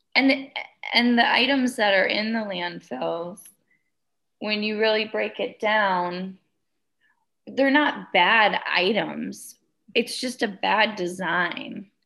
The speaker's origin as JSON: {"language": "English", "region": "Wisconsin", "country": "United States", "tie": "born or raised there", "moved": "as an adult", "lives_now": "Colorado, United States", "said": "I was born and raised in Wisconsin, and I moved out to Colorado about five years ago"}